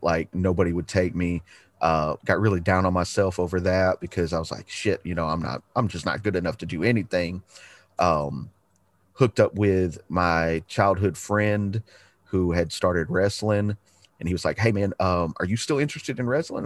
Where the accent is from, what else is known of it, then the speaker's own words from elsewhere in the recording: Chattanooga, Tennessee, United States; also born or lived in Galveston, Texas; Moved to Chattanooga because uh, my dad had a job opportunity. We moved here, and uh, I've lived in the same house that I'm sitting in right